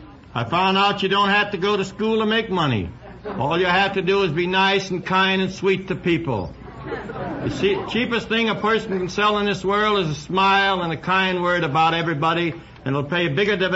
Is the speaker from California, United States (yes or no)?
yes; San Francisco, California, United States; Born in San Francisco 62 years ago.